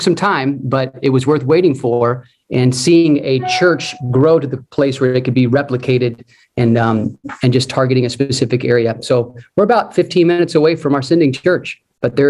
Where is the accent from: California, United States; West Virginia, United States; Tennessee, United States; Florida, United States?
Florida, United States; Orlando; moved away as an adult; also born or lived in Columbus, Ohio; now in Indianapolis, United States; I was born and raised in Orlando, Florida